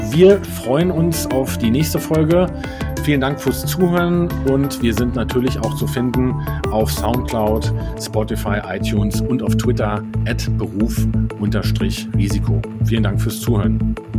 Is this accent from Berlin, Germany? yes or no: yes; Berlin, Germany; als Berliner